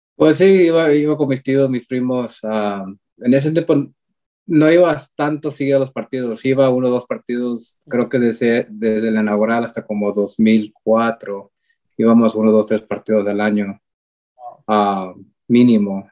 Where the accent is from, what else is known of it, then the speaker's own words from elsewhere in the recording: Columbus, Ohio, United States; nacido aquí en Columbus, Ohio, ah, aquí siempre he estado toda mi vida. Ah, soy de herencia mexicana